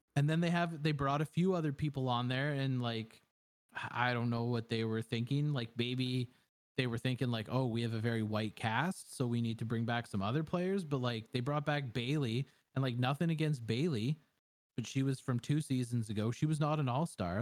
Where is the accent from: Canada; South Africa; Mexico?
Canada; I'm a Canadian